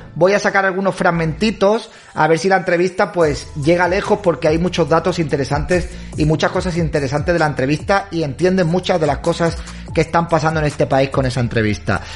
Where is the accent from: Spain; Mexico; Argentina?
Spain; Soy hispano, soy español